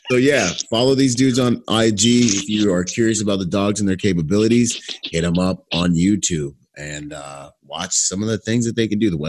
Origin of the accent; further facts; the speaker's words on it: Bahamas; born there; I was born in the Bahamas.